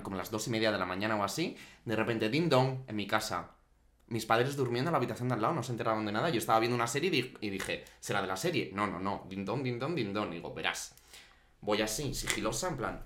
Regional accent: Guadalajara, Castilla-La Mancha, Spain; moved away as an adult; also born or lived in Barcelona / Portugal; en mi pueblo es más tranquilito, ¿eh? Sí. O sea, mira que los pueblos, al final, joder, es un pueblo de Guadalajara súper pequeñito

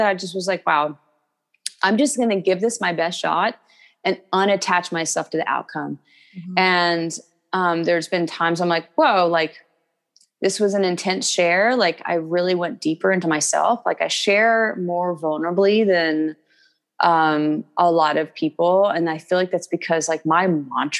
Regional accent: Kentucky, United States; I'm from Kentucky.

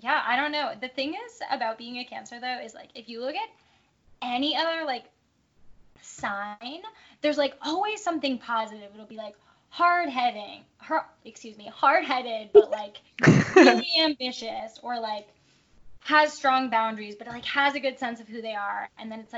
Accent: Connecticut, United States; I grew up in Connecticut

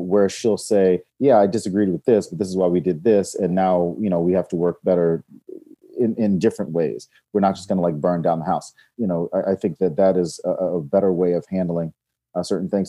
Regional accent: North Carolina, Georgia, the South, United States; moved away as an adult; also born or lived in Raleigh / New York; now in Los Angeles, United States; I grew up in North Carolina, Georgia, and mostly the South

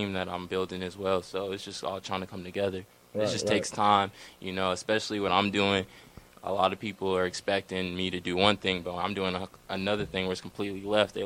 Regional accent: Orange County, California, United States; I'm just born and raised from Orange County

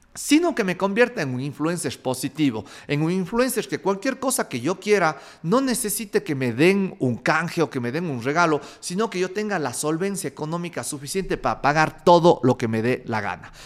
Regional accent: Cuenca, Azuay, Ecuador; como buen cuencano farrero

